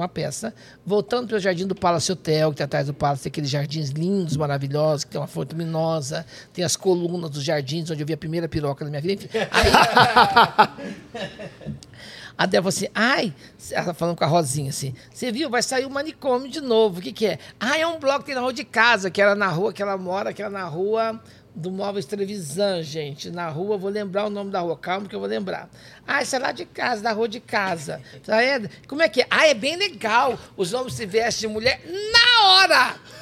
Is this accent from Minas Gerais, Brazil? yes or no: yes; south of Minas Gerais, Brazil; eu sou do interior, eu sou do sul de Minas